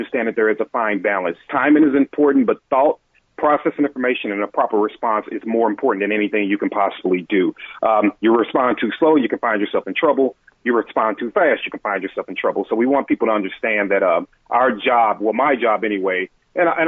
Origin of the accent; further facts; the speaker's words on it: St. Louis, Missouri, United States; moved away as an adult; now in Atlanta, United States; I'm originally from St. Louis, Missouri. I've been in Atlanta, Georgia for a couple of years